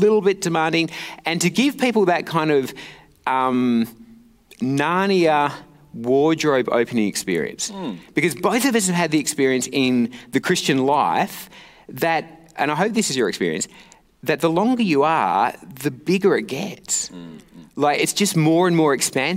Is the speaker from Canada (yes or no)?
no; Perth, Western Australia, Australia; I'm from Perth.